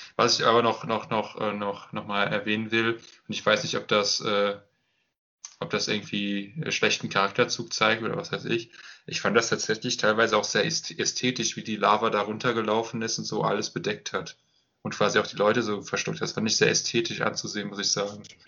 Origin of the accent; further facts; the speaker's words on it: Germany; ich als Deutscher